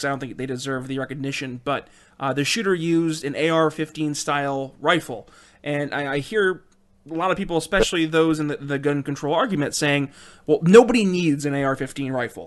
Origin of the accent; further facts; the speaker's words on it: New York, United States; my home state of New York